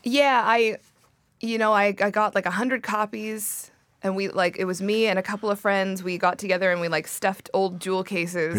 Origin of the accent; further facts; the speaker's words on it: Surrey, British Columbia, Canada; I grew up in Surrey